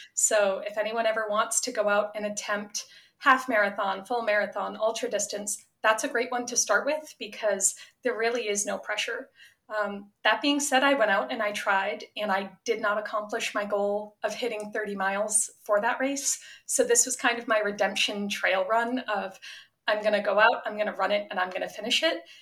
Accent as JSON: {"language": "English", "town": "Attleboro", "region": "Massachusetts", "country": "United States", "moved": "yes", "said": "I was from Attleboro"}